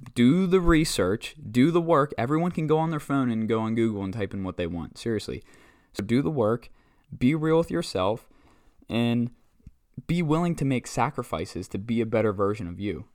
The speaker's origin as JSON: {"language": "English", "town": "Butler", "region": "Pennsylvania", "country": "United States", "tie": "born or raised there", "said": "born and raised in Butler, PA"}